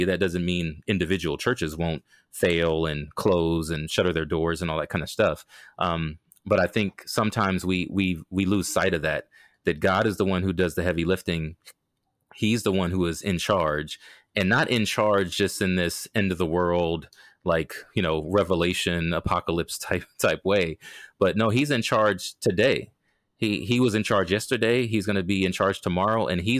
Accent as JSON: {"language": "English", "region": "Maryland", "country": "United States", "tie": "born or raised there", "also_born_or_lived": "Okinawa, Japan", "said": "I mean, I was born in Okinawa, Japan, because of my dad's military service. And so my whole life, once we landed in Maryland, was on a large military installation."}